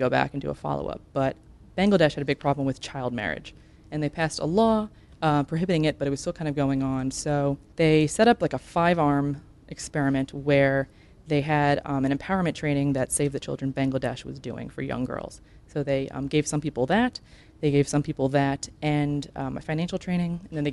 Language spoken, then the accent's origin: English; Maryland, United States; moved away as an adult; also born or lived in Long Island, New York; now in Durham, United States; in New York on Long Island. When I was 9, I moved to Maryland